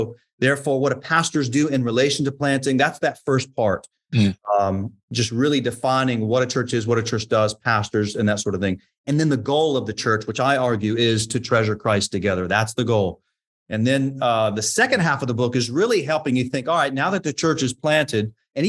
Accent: Florida, United States; also born or lived in Tennessee / Georgia; I grew up in Florida, actually, but I born in Tennessee.

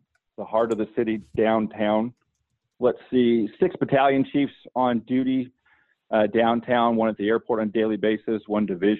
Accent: Southern California, United States; moved away as an adult; also born or lived in Georgia; now in Atlanta, United States; originally born and raised in Southern California. Moved out to Georgia in 2009

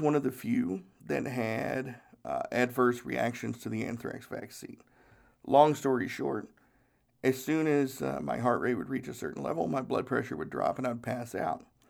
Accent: Charleston, South Carolina, United States; I was born in Charleston Naval Hospital

